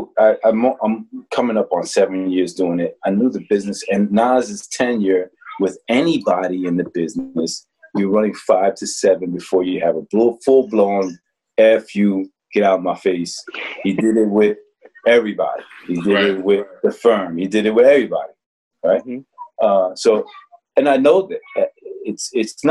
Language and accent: English; Newark, New Jersey, United States; I'm from Newark. I'm not from Queens.